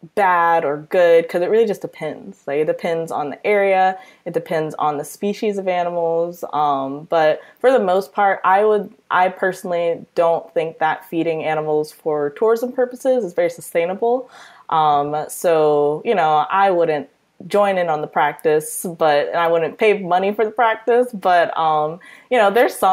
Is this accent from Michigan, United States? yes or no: yes; Detroit, Michigan, United States; I am from Detroit, Michigan. So I originally grew up in Detroit